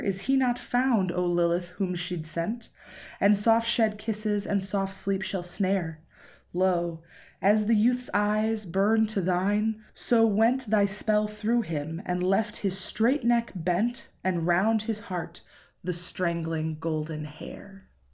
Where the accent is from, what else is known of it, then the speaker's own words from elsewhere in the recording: United States; I'm American